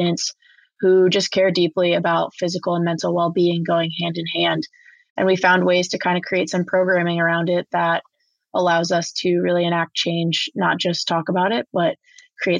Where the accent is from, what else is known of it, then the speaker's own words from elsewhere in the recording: New Jersey, United States; I played super competitive club soccer growing up in New Jersey